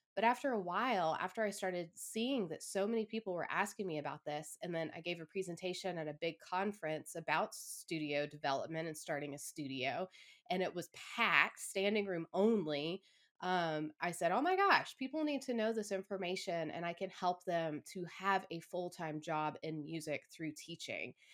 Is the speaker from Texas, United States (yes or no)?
no; Atlanta, Georgia, United States; moved away as an adult; I started a, another studio back in my hometown